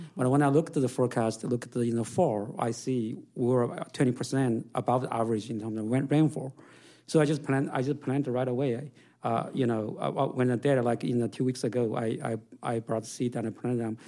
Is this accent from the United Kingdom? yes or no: no; China; now in United States; I grew up in China in a, in, in a farm